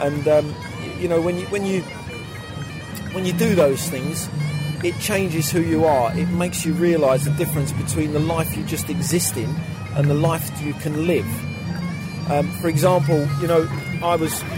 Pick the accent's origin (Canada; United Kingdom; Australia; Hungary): United Kingdom; London; I was born in East London